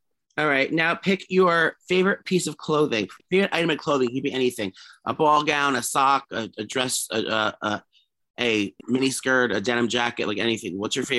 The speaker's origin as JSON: {"language": "English", "town": "New York City", "region": "New York", "country": "United States", "tie": "born or raised there", "said": "Gramercy is in New York City, my hometown."}